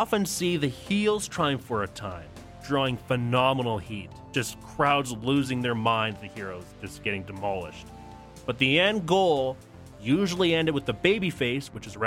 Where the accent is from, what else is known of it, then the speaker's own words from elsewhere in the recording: Canada; being a Canadian my whole life